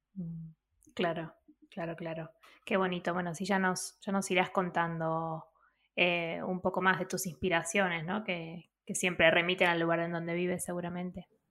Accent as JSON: {"language": "Spanish", "area": "outskirts of Buenos Aires", "region": "Buenos Aires Province", "country": "Argentina", "tie": "born or raised there", "said": "yo nacía como en las afueras"}